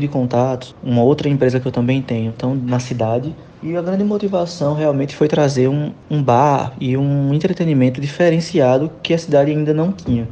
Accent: João Pessoa, Paraíba, Brazil; João Pessoa é minha cidade natal.

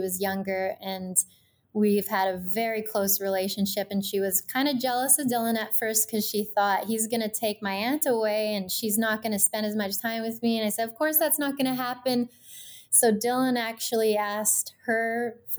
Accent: Kelowna, British Columbia, Canada; I'm from Kelowna originally

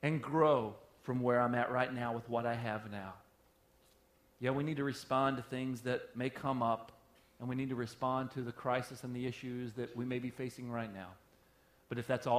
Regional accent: the South, United States; moved away; I'm from the South

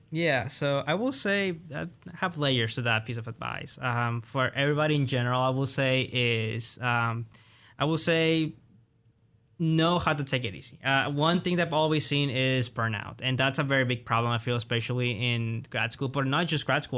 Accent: Colima, Mexico; also born or lived in Oklahoma, United States; now in United States; in my hometown, Colima, because I'm from the west of Mexico

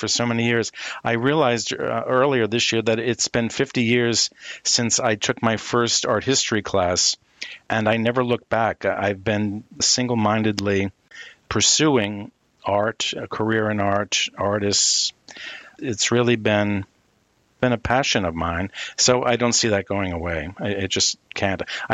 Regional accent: Northeast, United States; moved away as an adult; also born or lived in Syracuse / Europe / Midwest; someone who is born and bred in the Northeast and come from a long line of city people. You know, my family on both sides, half from Boston, half from New York City, we're city folk

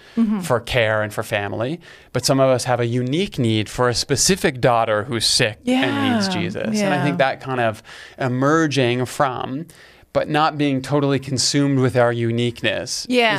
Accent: Canada; It's like as a Canadian, it's like... It's this thing, you can't ignore it.

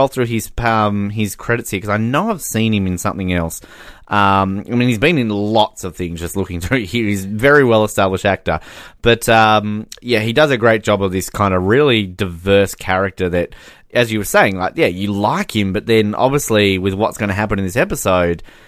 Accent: Australia

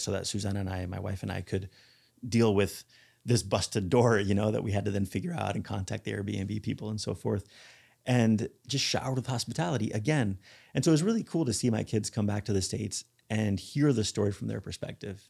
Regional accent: Barcelona, Catalonia, Spain; moved away; This is where I grew up. I grew up in Barcelona

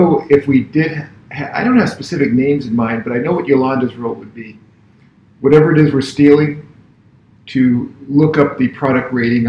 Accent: California, United States; we're from California.

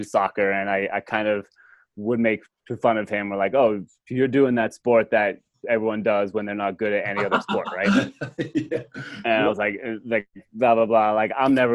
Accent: Simsbury, Connecticut, United States; I grew up in Simsbury, Connecticut

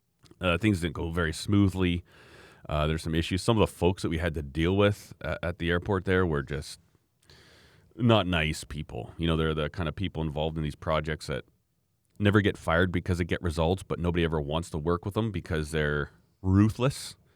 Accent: Alberta, Canada; I came up from Alberta, you know, I don't know how many thousand kilometers away, and I was there.

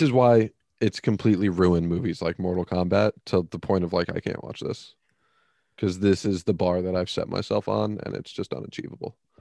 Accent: United States; as an American

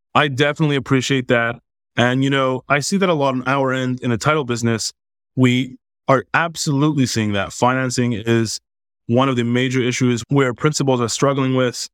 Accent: Montreal, Quebec, Canada; growing up in Montreal, Canada, I grew up playing ice hockey pretty much my whole life as a little kid

